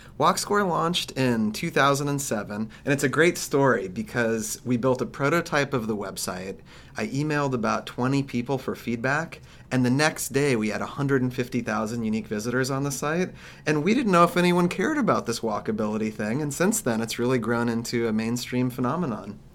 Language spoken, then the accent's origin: English; Kansas, United States; I grew up in Kansas